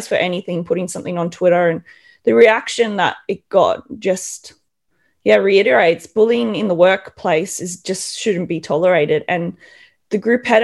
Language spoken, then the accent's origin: English; Australia; moved away as an adult; now in Europe; being an Australian